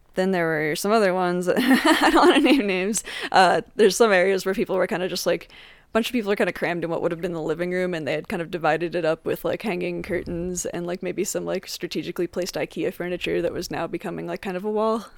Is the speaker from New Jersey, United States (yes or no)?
yes; Jersey Shore, New Jersey, United States; now in Colorado, United States; I'm from the Jersey Shore originally